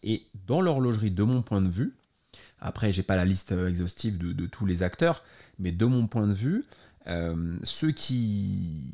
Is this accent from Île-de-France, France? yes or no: yes; Paris, Île-de-France, France; je suis né à Paris en 86